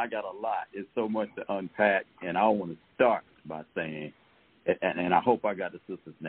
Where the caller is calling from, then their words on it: Atlanta, Georgia, United States; I'm calling from